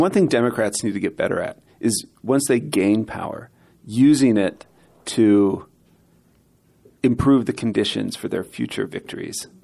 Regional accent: Pennsylvania, United States; I was from Pennsylvania, so I'm from the north

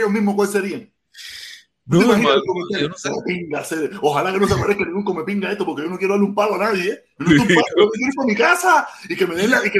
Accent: Cuba; now in Miami, United States

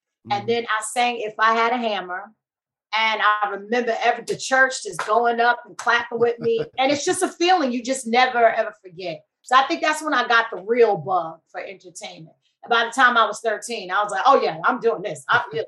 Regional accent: Queens, New York, United States; now in California, United States; growing up in New York, we had the best of all worlds

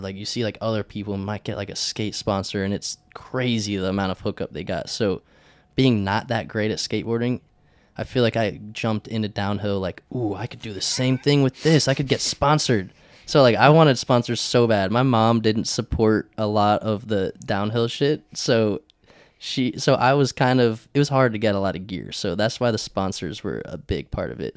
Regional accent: Charlotte, North Carolina, United States; also born or lived in Newport News, Virginia / Texas / Lafayette, Louisiana; I just grew up in Charlotte, North Carolina, the good old Piedmont

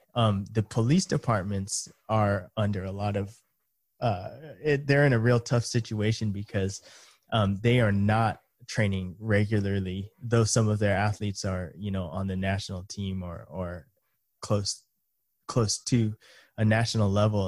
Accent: United States; first language English; moved away as an adult; now in Japan; I was born in the U S, um, and my parents are, uh, Japanese, and so I kind of, well, grew up in, in two cultures

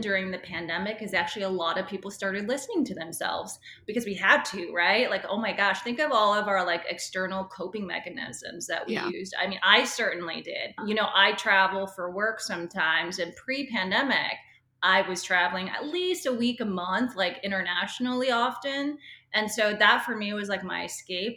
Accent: Seattle, Washington, United States; I grew up in Seattle.

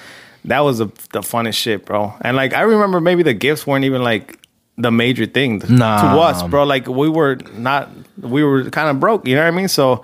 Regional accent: Compton, California, United States; Yeah, when we were growing up in Compton, dude, pretty much all my dad's brothers or siblings, I should say, because it was brothers and sisters, were living there.

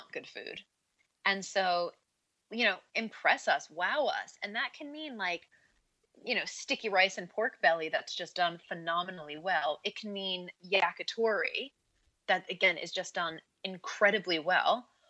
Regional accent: Northport, New York, United States; I grew up in a small town on Long Island in New York. It's called Northport. And, you know, it's like a one-stop sign town by the water, and it's just a cute little town.

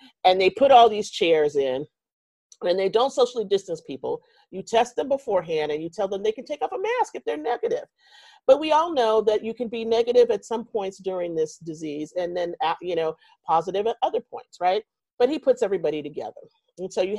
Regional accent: Texas, United States; I'm from Texas

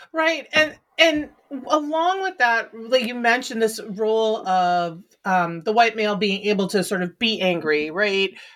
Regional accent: Midwest, United States; moved away; also born or lived in Philadelphia, Pennsylvania; I grew up in the Midwest, but I lived in Philly for a long time

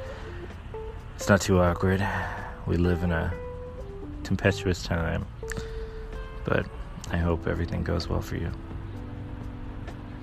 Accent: rural North Carolina, United States; now in Takoma Park, United States; I grew up in rural North Carolina, so it's like Matthews, Mint Hill, Charlotte area.

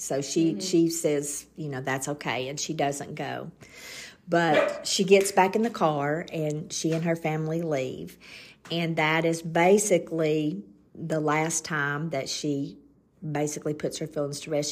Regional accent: Southern United States, United States; accent: Southern; our Southern accents

